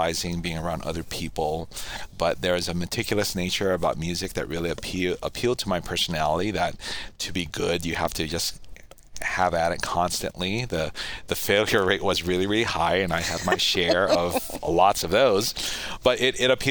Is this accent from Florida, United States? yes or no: no; Hawaii, United States; moved away as an adult; also born or lived in Washington; I grew up in Hawaii